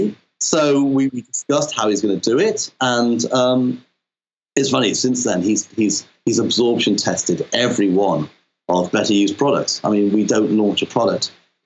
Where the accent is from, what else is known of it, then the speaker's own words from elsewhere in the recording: Wales, United Kingdom; moved away; I'm Welsh originally, so my folks were from Pembrokeshire